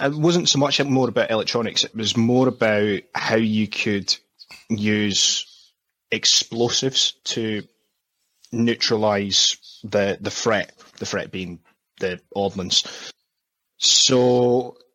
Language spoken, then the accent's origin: English; Scotland, United Kingdom; moved away as an adult; also born or lived in South of England; now in England, United Kingdom; when I grew up in Scotland, there wasn't a lot of opportunities for jobs or anything like